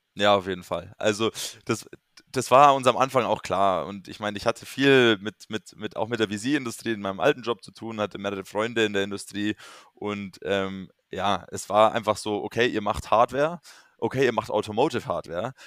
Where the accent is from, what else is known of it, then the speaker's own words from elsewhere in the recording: near Munich, Bavaria, Germany; also born or lived in London; ich komme ursprünglich aus der Nähe von München